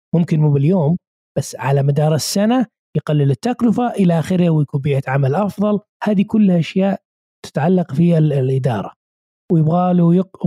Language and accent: Arabic; Saudi Arabia; عندنا في السعوديه